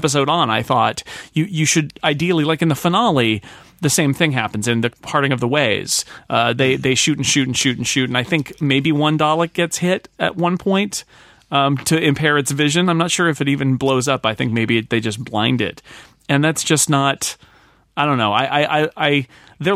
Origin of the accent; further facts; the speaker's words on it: United States; I'm an American